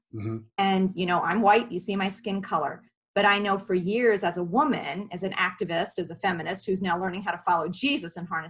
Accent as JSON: {"language": "English", "town": "Philadelphia", "region": "Pennsylvania", "country": "United States", "said": "I came from Philly, where that cultural melting pot, the East Coast, was right. natural."}